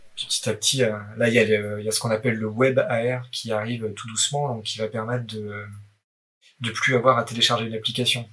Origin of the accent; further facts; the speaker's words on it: Haut-Doubs, Bourgogne-Franche-Comté, France; now in Paris, France; je viens du Haut-Doubs, dans france comté